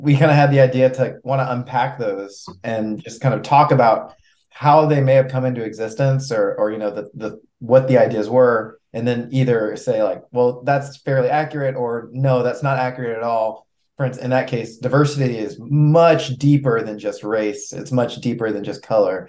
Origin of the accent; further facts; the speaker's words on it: Houston, Texas, United States; moved away as an adult; now in Baton Rouge, United States; I'm from Houston, also born and raised in Houston.